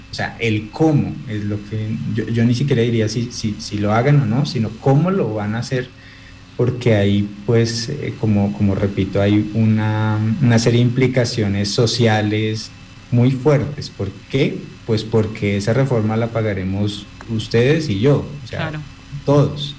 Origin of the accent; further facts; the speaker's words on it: Colombia; como colombianos